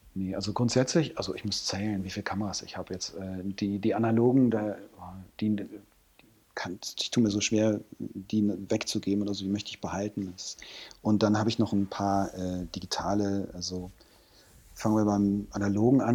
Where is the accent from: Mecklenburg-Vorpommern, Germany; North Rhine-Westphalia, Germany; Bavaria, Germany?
North Rhine-Westphalia, Germany; Hürth; moved away as an adult; also born or lived in Cologne; now in Hamburg, Germany; in dem Vorort von Köln, wo, wo ich herkomme